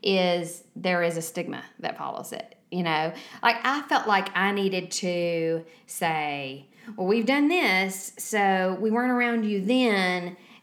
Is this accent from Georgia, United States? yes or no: yes; Savannah area, Georgia, United States; born or raised there